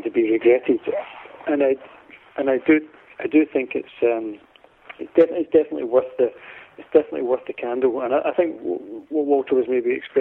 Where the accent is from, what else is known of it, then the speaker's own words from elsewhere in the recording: Glasgow, Scotland, United Kingdom; I'm from Glasgow